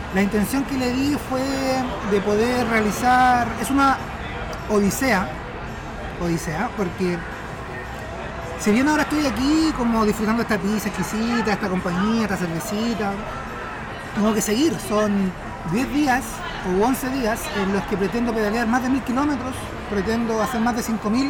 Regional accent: Talca, Maule, Chile; moved away; also born or lived in Santiago / Concepción; nací en Talca, viví 10 años acá en Santiago

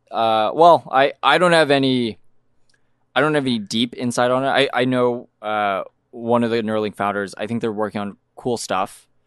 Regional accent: New Mexico, United States; moved away; I'm from New Mexico

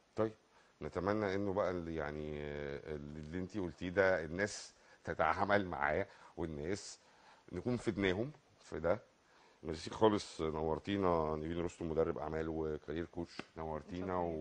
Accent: Egypt; احنا عندنا في مصر

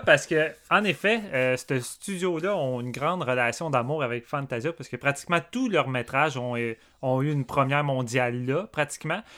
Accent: Canada; on est canadien aussi. Je suis fier d'être au Canada.

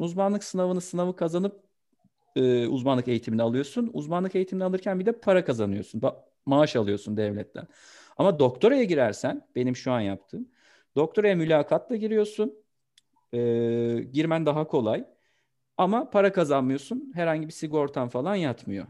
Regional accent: Kastamonu, Turkey; moved away; also born or lived in Istanbul; 22 Eylül 1991 Kastamonu doğumluyum.

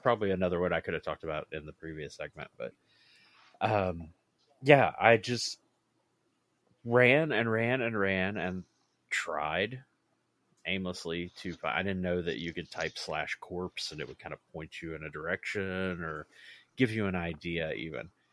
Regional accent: West Virginia, United States; We actually met in West Virginia, uh, which is my home state

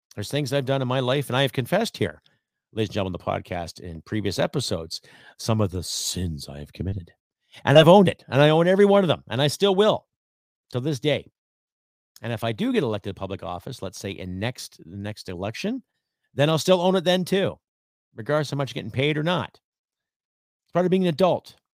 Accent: Canada; As a Canadian

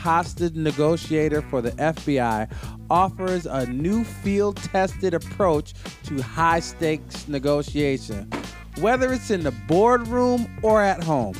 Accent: New York, United States; In New York, you know what the cool part about being a New Yorker was?

